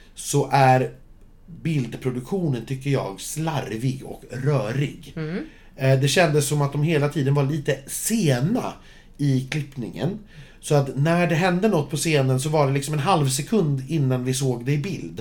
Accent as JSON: {"language": "Swedish", "country": "Sweden", "said": "jag som svensk"}